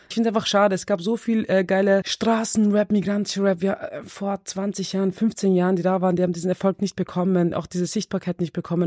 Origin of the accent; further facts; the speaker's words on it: Vienna, Austria; ich bin selber im 16. im Außenbezirk